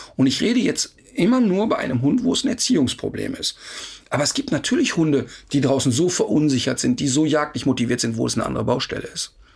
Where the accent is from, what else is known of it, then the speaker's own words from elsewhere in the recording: Duisburg, North Rhine-Westphalia, Germany; ich komme aus dem Ruhrpott und da gab es in Hochheide äh, drei solche Hochhäuser, 20-stöckig